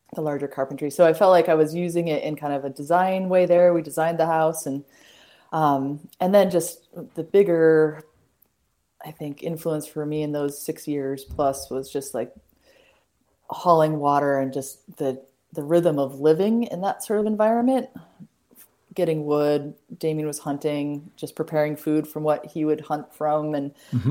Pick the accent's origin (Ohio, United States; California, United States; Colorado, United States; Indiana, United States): Colorado, United States; Boulder; moved away as an adult; now in Western Montana, United States; couldn't envision leaving the Rockies from mm-hmm. growing up in Boulder.